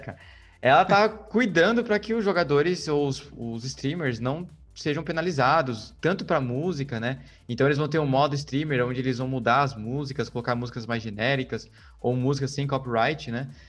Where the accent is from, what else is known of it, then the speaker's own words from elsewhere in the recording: Brazil; eu sou como um bom brasileiro